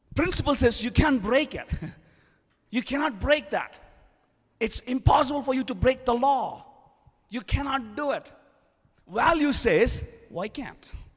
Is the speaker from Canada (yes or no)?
no; India; English is a second language; moved away; being an Indian I'm still learning English.